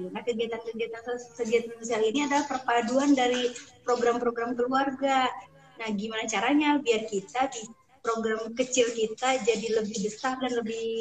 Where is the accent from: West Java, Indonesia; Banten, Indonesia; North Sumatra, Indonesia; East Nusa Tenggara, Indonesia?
West Java, Indonesia; Sumedang; Saya dari Sumedang, suami saya dari Bekasi.